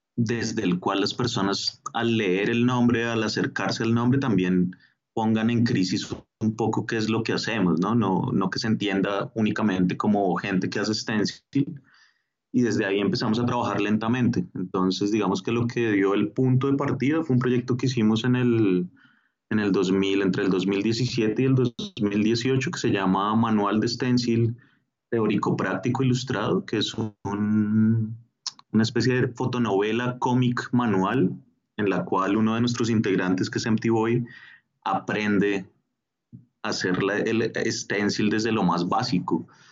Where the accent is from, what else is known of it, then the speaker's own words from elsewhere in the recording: Bogotá, Colombia; also born or lived in Mexico; yo nací en México, eh, pero soy de familia colombiana y vivo desde muy pequeño acá en, Bogotá, entonces soy, soy bogotano, colombiano.